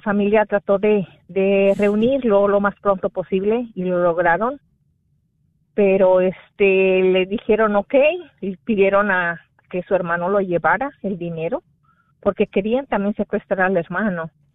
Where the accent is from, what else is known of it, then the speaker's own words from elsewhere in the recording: Guerrero, Mexico; moved away; donde soy originaria, que es el estado de Guerrero